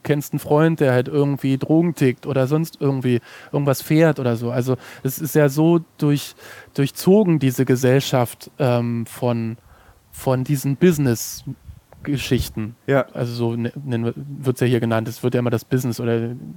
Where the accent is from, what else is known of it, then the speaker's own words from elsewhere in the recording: Germany; ich komme aus Deutschland